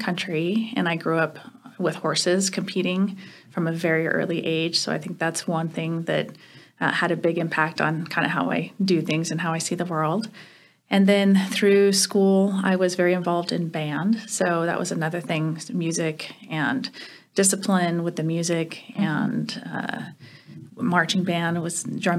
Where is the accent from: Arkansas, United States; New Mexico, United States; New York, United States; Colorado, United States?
New Mexico, United States; Las Cruces; moved away as an adult; also born or lived in Germany; now in South Dakota, United States; I grew up in Las Cruces, New Mexico, so from a state that has a lot of similarities to South Dakota, but maybe not in weather, not the same weather. Was born there, grew up there